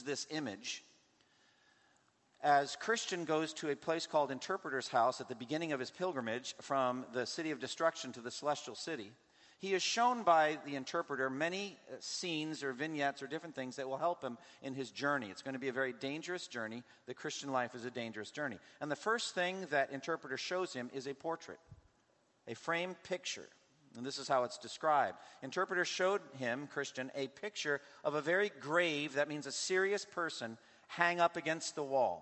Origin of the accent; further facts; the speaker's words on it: United States; as an American